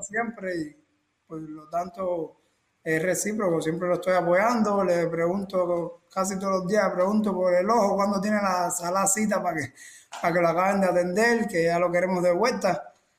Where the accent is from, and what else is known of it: Cienfuegos, Cuba; moved away as an adult